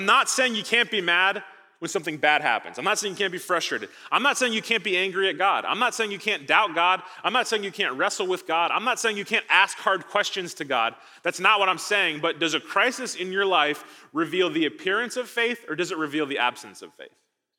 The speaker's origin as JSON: {"language": "English", "region": "Midwest", "country": "United States", "said": "I came from the Midwest. Thought I was escaping tornadoes. I'm not, apparently."}